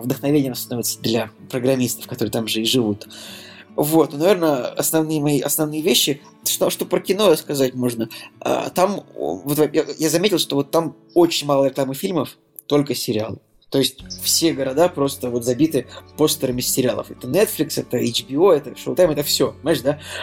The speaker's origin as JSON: {"language": "Russian", "country": "Russia", "said": "мы из России"}